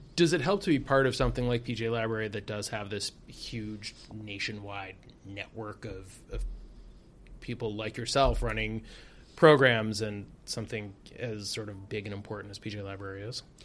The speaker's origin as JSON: {"language": "English", "town": "Detroit", "region": "Michigan", "country": "United States", "also_born_or_lived": "Chicago", "moved": "yes", "said": "I'm from Detroit and spent time in Chicago"}